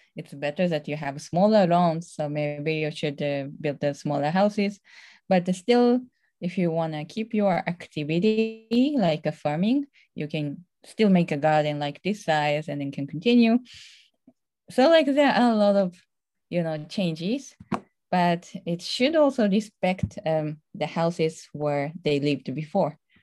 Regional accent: Tohoku, Japan; English is a second language; moved away; I'm originally from Tohoku area in Japan

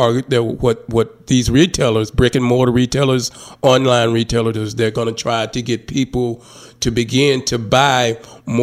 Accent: Hope, Arkansas, United States; now in Little Rock, United States; my hometown of Hope.

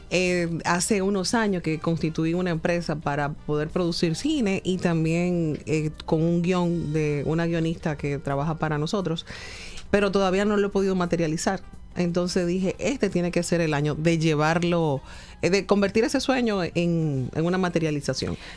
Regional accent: Dominican Republic; regreso a República Dominicana y sí puedo decir que soy profeta en mi tierra.

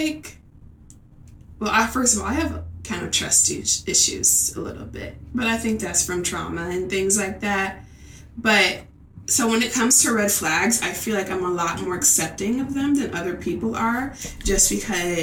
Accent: Iowa City, Iowa, United States; also born or lived in Chicago, Illinois; I was born in Chicago on the south side. Inglewood, where the hood at. but I was raised in Iowa City

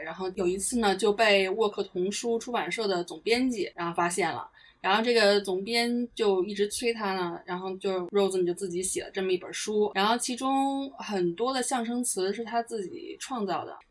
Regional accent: China; now in United Kingdom; 我中国人又怕冷

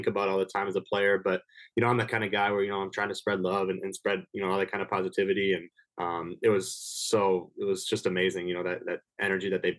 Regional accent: Minnesota, United States; I'm from Minnesota. My, you know, my house is 20 minutes away from my apartment here on campus

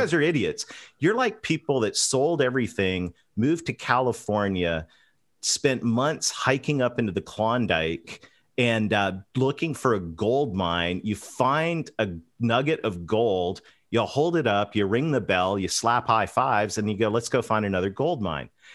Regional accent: London, Ontario, Canada; I grew up between a, a dairy farm and a pig farm, uh, just about ten miles outside of London, Ontario

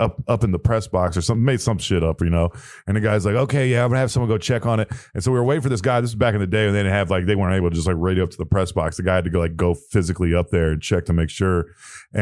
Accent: Ohio, United States; I was a Michigan fan growing up in Ohio

